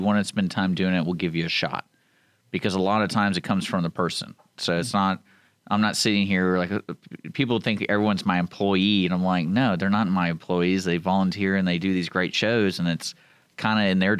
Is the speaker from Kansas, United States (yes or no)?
no; Houston, Texas, United States; I grew up in Houston